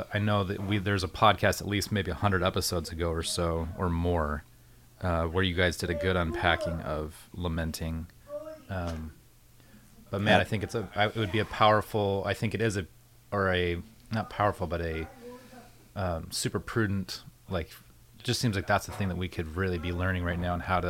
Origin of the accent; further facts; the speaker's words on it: United States; as an American